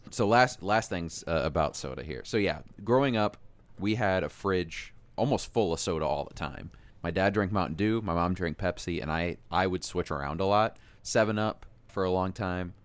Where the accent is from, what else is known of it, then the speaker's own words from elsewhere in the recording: Iowa, United States; growing up in Iowa